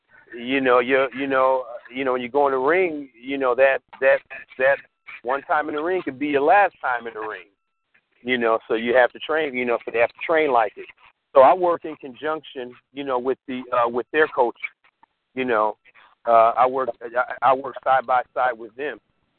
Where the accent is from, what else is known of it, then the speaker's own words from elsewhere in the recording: Indianapolis, Indiana, United States; also born or lived in Atlanta, Georgia; I was born and raised in Indianapolis, Indiana.